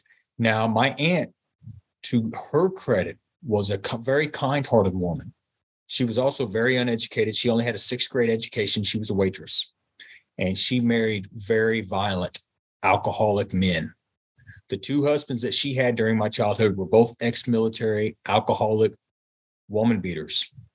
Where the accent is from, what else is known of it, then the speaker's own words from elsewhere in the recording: Hampton, Virginia, United States; I was born in 1976 in Hampton, Virginia.